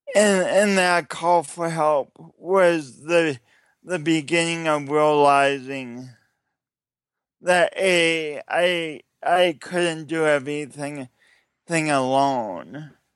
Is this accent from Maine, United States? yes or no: no; Sioux Falls, South Dakota, United States; I'm from Sioux Falls, South Dakota. But this is not a Midwestern accent.